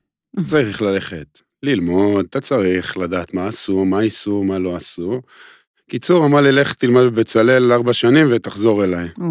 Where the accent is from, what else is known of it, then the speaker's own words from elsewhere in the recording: Israel; אני והוא גדלנו כאילו באותו, באותו אזור, אותו מושב